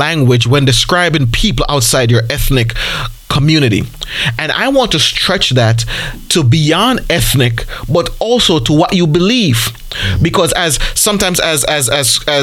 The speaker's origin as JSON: {"language": "English", "country": "Jamaica", "said": "I'm Jamaican"}